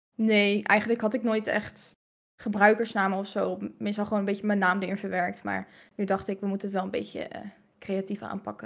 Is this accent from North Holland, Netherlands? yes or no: yes; Hilversum, North Holland, Netherlands; born or raised there; also born or lived in Aruba